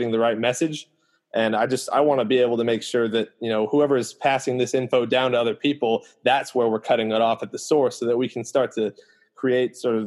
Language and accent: English; Santa Barbara, California, United States; also born or lived in West Coast; I grew up in Santa Barbara, for instance, where we have a very, very small Black population.